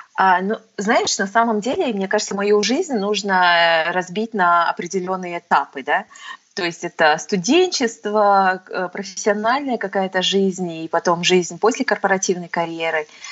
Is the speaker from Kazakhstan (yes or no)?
yes; Alga, Aktobe Region, Kazakhstan; moved away as an adult; also born or lived in United States; я родилась, э, в Актюбе, с Актю-, в Актюбинске. Мгм. И прожила, в общем-то, до восемнадцати лет, до окончания школы, а, в городе Алги-, Алга